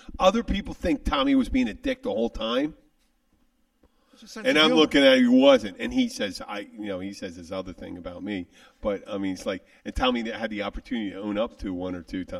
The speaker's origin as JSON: {"language": "English", "town": "Philadelphia", "region": "Pennsylvania", "country": "United States", "said": "I'm someone from Philly."}